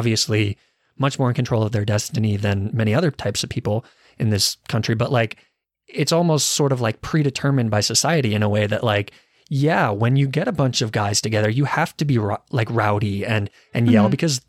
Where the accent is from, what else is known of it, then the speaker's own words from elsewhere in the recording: Arizona, United States; I guess I'm from Arizona